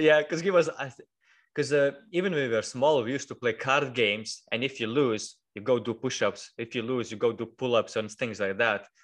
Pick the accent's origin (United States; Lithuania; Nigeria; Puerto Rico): Lithuania; moved away as an adult; now in United Kingdom